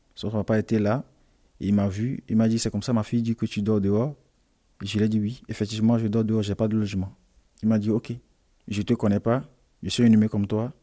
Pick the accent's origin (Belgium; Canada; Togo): Togo; now in France; je viens du Togo. Je suis arrivé ici en France en euh, décembre 2019.